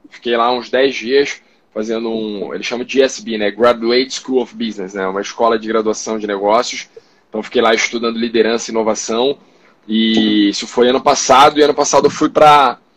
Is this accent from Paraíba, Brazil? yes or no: no; Rio de Janeiro, Brazil; also born or lived in São Paulo; tenho 35 anos, sou paulista, apesar do saco carioca, né? Fui criado no Rio de Janeiro minha vida inteira.